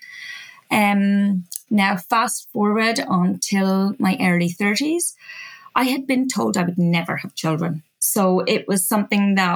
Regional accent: Ireland; moved away as an adult; also born or lived in Australia; When I was 21, I ran away from Ireland. So I was originally from Ireland

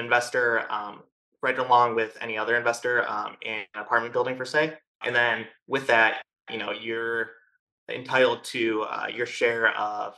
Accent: Chicago, Illinois, United States; moved away as an adult; now in Austin, United States; I'm originally from Chicago, recently moved here to Austin about a year and a half ago.

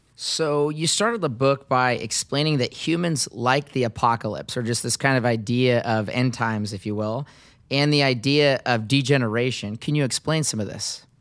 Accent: Seattle, Washington, United States; my hometown in Seattle

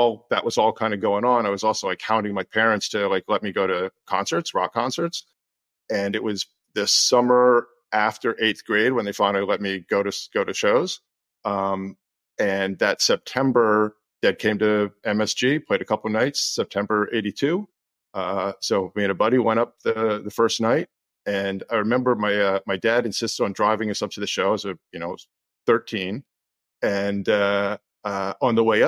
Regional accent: New Jersey, United States; I was learning music, listening to everything I could growing up in New Jersey

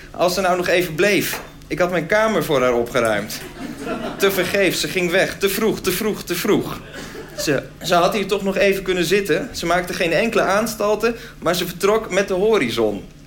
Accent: Groningen, Netherlands; Ik kwam zelf uit Groningen

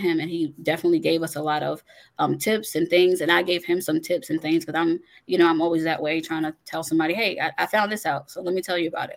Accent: Long Island, New York, United States; I was born in New York on Long Island

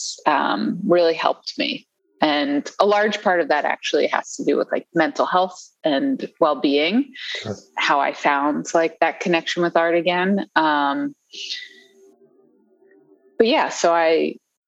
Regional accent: right outside of DC, Maryland area, United States; moved away as an adult; now in Washington, United States; I grew up in the Maryland area, right outside of DC, and moved back to the DC area like 7 or 8 years ago

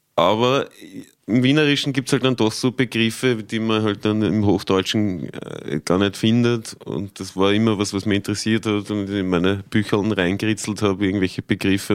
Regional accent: Tulln, Lower Austria, Austria; moved away; halt schon mein, mein Bruch mit Dullen irgendwie so gehabt

